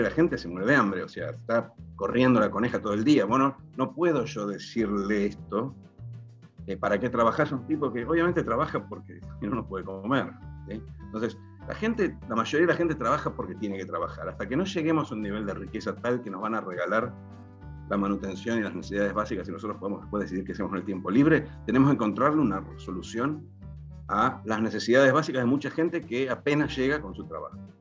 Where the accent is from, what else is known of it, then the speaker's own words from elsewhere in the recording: Argentina; como argentinos, tenemos